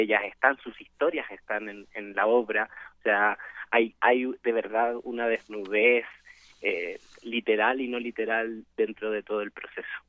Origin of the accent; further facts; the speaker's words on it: Chile; now in Mexico; yo soy chileno también